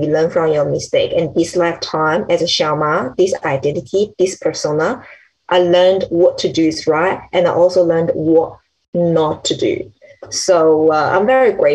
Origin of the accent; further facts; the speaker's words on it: China; I was born in China